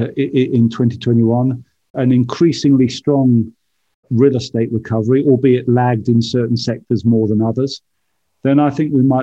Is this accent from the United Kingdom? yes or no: yes; United Kingdom; now in United States; As a Brit living in America